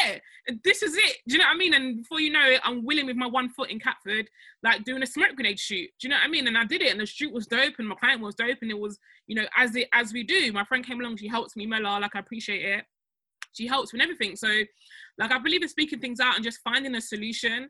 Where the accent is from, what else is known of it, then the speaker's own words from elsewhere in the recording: Nigeria; now in United Kingdom; I'm Nigerian